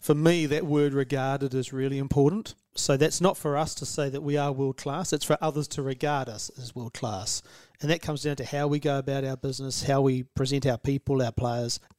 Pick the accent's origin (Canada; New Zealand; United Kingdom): New Zealand; Canterbury; moved away as an adult; now in Sydney, Australia; I come from Canterbury, New Zealand